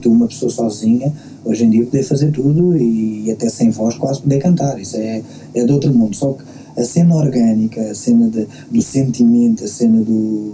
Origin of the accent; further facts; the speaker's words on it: Queluz, Lisbon, Portugal; eu sou, eu sou de Queluz